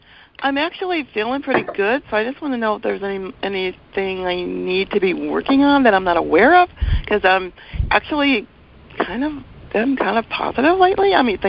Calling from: Portland, Oregon, United States; Portland, Oregon.

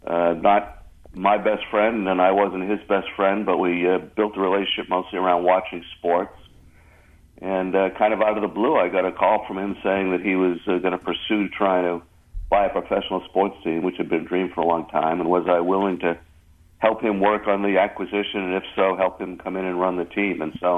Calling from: Florida, United States; I am in Florida.

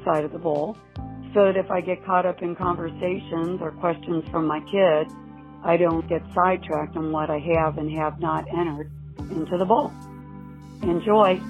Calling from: Cincinnati, Ohio, United States; I'm calling you from Cincinnati, Ohio.

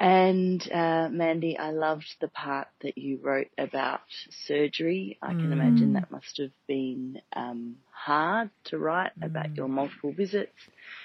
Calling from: Singapore; I'm calling from Singapore.

